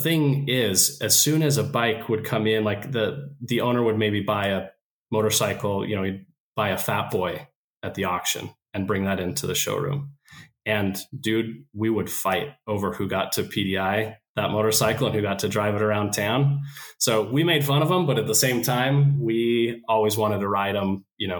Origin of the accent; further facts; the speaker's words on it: Idaho, United States; I started out as a potato farmer in Idaho, right?